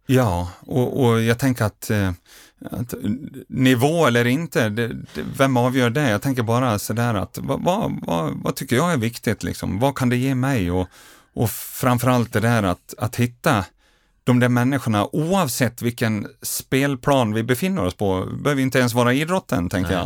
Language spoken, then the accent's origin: Swedish; Grycksbo, Dalarna County, Sweden; barndomskamrat som jag gjorde resan med hemma från Grycksbo